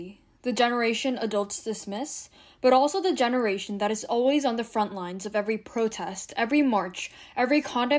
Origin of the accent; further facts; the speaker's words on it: New Jersey, United States; I'm from New Jersey.